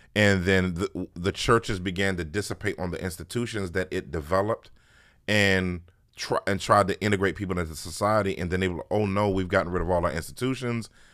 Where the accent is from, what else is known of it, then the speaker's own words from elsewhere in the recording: Washington, District of Columbia, United States; born and bred in Washington, D C. Uh, really actual Washington, D C, not like Maryland or Virginia